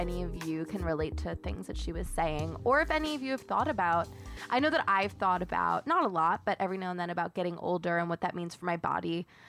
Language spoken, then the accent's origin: English; Long Island and Queens, New York, United States; Because I grew up on Long Island and Queens?